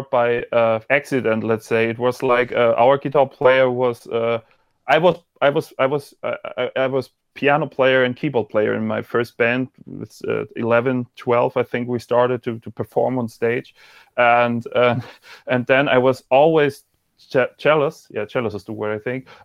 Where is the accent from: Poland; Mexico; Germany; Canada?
Germany; Freiburg, Baden-Württemberg; English is a second language; oh you can also talk German to me I'm from Freiburg